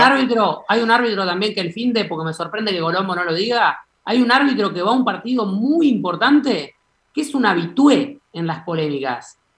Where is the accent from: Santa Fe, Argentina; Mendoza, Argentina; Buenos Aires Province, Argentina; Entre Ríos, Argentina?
Entre Ríos, Argentina; soy entrerriano, me gustaría, me gustaría, ver a la selección en, mi tierra